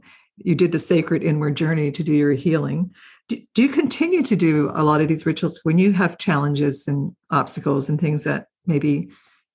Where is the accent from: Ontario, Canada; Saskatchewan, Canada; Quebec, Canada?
Ontario, Canada; Toronto; moved away as an adult; now in Nova Scotia, Canada; as a young girl when I was brought up in Toronto